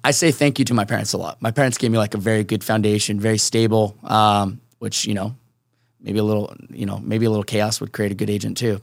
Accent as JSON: {"language": "English", "town": "Seattle", "region": "Washington", "country": "United States", "tie": "born or raised there", "also_born_or_lived": "Chicago", "moved": "yes", "lives_now": "San Diego, United States", "said": "born and raised in Seattle"}